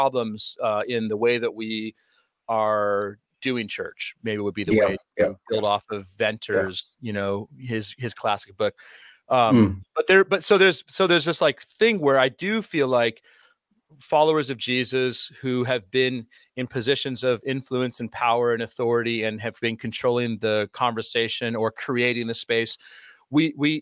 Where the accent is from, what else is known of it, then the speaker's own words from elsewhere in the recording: Anchorage, Alaska, United States; growing up in Alaska, which is really, a lot of people don't realize, Anchorage, Alaska is very diverse